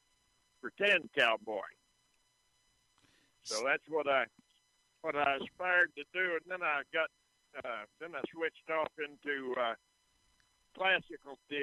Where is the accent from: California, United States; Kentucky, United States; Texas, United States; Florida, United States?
Texas, United States; Lubbock; also born or lived in Dawson County, Texas; I was born in Dawson County, about 60 miles south of there, and we moved to Lubbock when I was in the second grade.